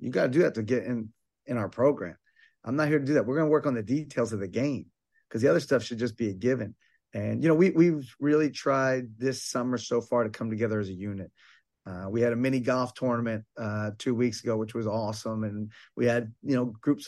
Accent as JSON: {"language": "English", "area": "Bucks County", "region": "Pennsylvania", "country": "United States", "tie": "born or raised there", "said": "I grew up in Bucks County, PA, about a little less than an hour from Temple."}